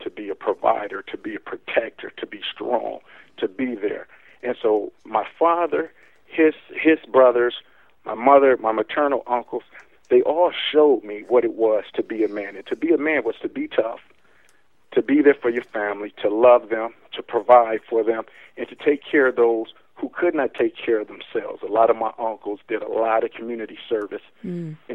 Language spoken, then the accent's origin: English; Milwaukee, Wisconsin, United States; I was born in Milwaukee, Wisconsin, where I'm at now. So I've been born and raised here my whole life.